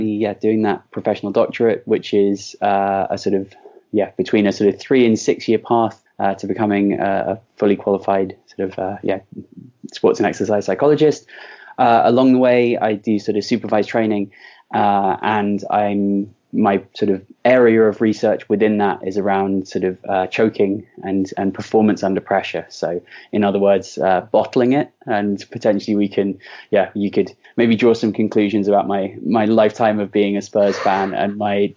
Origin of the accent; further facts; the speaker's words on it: London, United Kingdom; I was raised in London